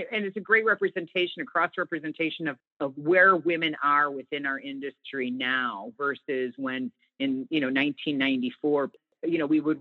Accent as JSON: {"language": "English", "town": "Chicago", "region": "Illinois", "country": "United States", "said": "I'm from Chicago"}